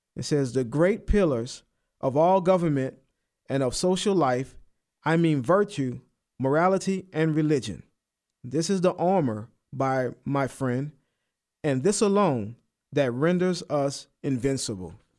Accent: United States; I'm American, I'm Christian

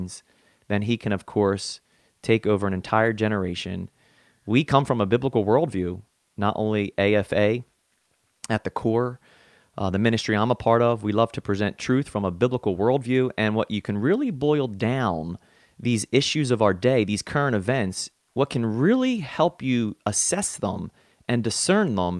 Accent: New Jersey, United States; I am hailing from South Jersey

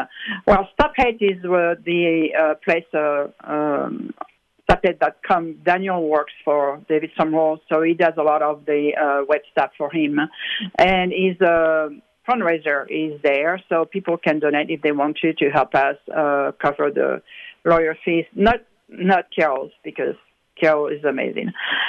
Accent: France; now in United States; I came from France, which is a pretty atheist, and it was wonderful, and the people were so welcoming and all that.

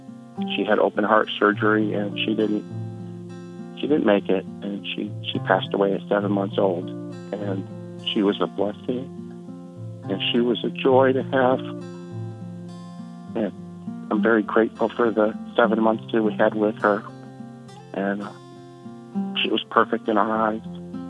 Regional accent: Louisiana, United States; I'm from Louisiana

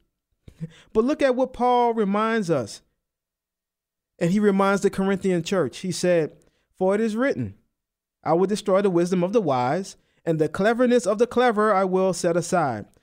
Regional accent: New Orleans, Louisiana, United States; I'm from New Orleans. I don't enunciate, you know? My T's, they sound like D's

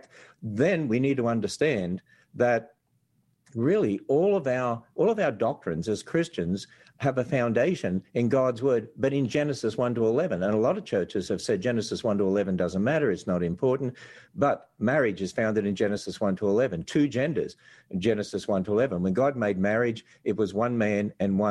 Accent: Australia; accent: Australian; now in Kentucky, United States; people tell me this accent from Australia

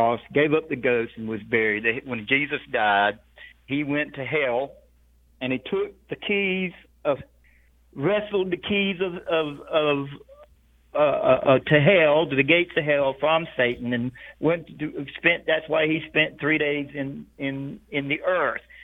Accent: Rocky Mount, North Carolina, United States; now in Georgia, United States; I'm a fellow North Carolinian. I was born and raised in Rocky Mount, North Carolina

